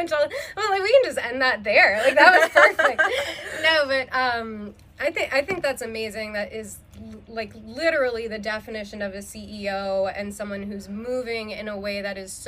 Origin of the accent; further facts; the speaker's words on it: East Coast, United States; moved away; I'm from the East Coast originally